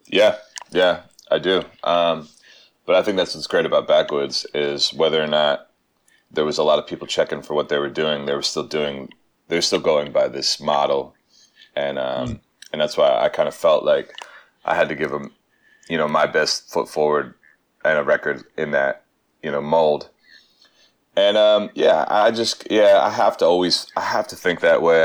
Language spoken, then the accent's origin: English; Pennsylvania, United States; moved away as an adult; now in New York, United States; I'm a Pennsylvania native. I'm I'm not from Philly, but I'm from about you know 40 miles uh, northwest